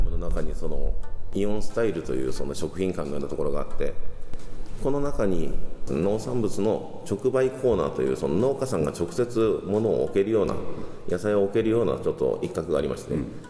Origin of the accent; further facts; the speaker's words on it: Tokyo, Japan; moved away as an adult; now in Okinawa, Japan; 東京出身